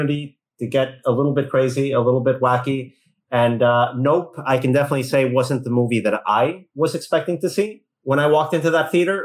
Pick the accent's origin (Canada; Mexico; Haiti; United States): Mexico; moved away; growing up in Mexico